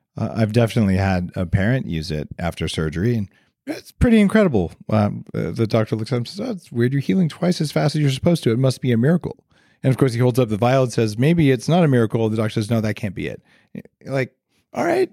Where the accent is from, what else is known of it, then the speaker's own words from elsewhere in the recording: New Mexico, United States; moved away; also born or lived in Silicon Valley; I grew up in New Mexico